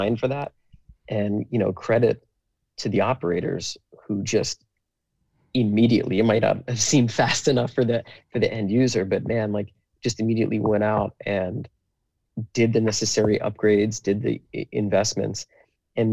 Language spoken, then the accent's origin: English; New Jersey, United States; also born or lived in Philadelphia; I grew up in New Jersey